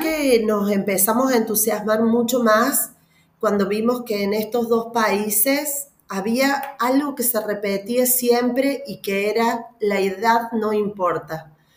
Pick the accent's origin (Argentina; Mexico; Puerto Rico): Argentina; soy argentina, vivo en Córdoba